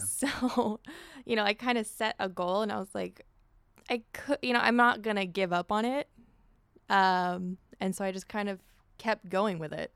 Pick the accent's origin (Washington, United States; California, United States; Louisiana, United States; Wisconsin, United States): California, United States; Orange; I grew up in Orange